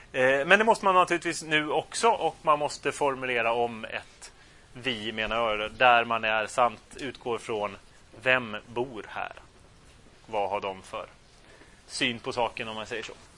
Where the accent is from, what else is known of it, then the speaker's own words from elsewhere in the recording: Sweden; also born or lived in Turkey; För att jag är ju svensk. Alla mina förfäder är svenska.